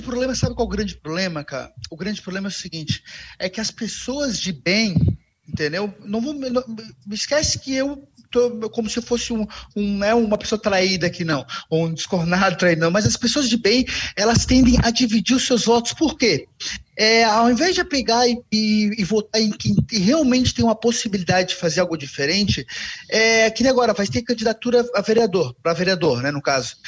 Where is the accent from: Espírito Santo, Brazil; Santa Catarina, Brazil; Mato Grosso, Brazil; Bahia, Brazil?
Santa Catarina, Brazil; Florianópolis; um bom manezinho